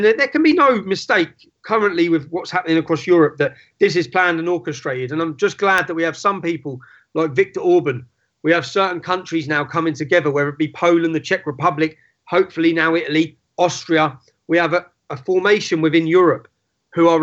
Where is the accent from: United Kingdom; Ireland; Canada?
United Kingdom; Luton, East of England; my hometown of Luton.